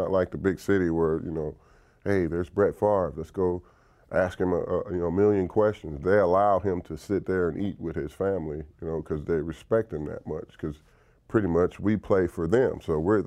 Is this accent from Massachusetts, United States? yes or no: no; Dallas, Texas, United States; moved away; the Cowboys, my hometown team